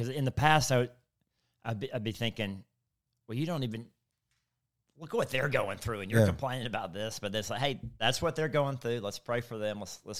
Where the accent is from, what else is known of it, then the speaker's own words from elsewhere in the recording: Mississippi, United States; I'm from South Mississippi.